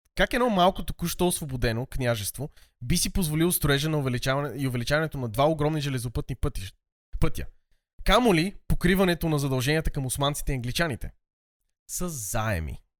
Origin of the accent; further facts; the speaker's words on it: Sofia, Sofia City, Bulgaria; съм израснал в София